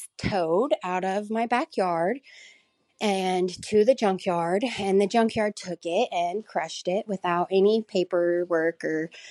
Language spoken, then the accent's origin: English; Southern Illinois, United States; I'm from Southern Illinois in the United States